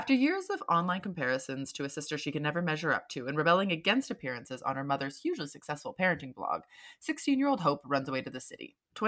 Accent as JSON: {"language": "English", "country": "United Kingdom", "lives_now": "San Francisco, United States", "said": "I'm a British writer and social media marketer living and working in San Francisco, which I've called home since 2014."}